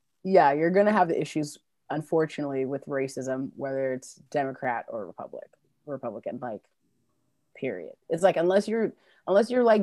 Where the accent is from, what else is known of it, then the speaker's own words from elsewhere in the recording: New York, United States; now in Durham, United States; I grew up in New York, and I will tell you, the racism is ever present.